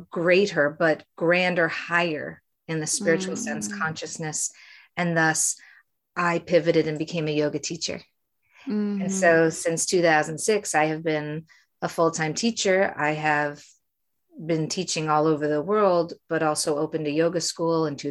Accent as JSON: {"language": "English", "town": "Framingham", "region": "Massachusetts", "country": "United States", "tie": "born or raised there", "also_born_or_lived": "New York / Los Angeles", "moved": "as an adult", "said": "I was raised in Framingham, Massachusetts"}